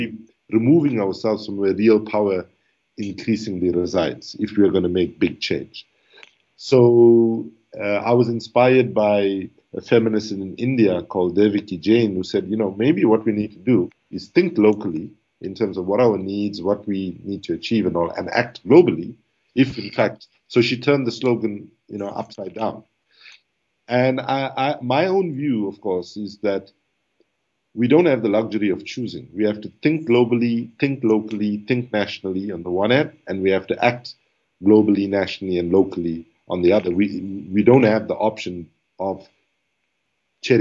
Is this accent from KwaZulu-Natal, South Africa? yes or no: yes; Durban, KwaZulu-Natal, South Africa; moved away as an adult; also born or lived in Oxford; I left Durban for South Africa, Durban in South Africa for Oxford as a South African, but I came back home as an African